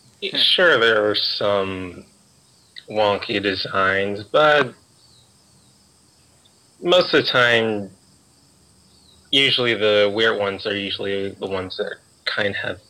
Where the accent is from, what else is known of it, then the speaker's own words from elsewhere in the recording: Alabama, United States; I'm from Alabama.